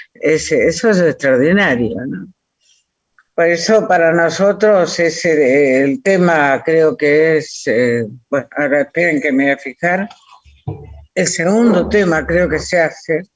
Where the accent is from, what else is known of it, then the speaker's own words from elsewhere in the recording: Villaguay, Entre Ríos, Argentina; soy de Villaguay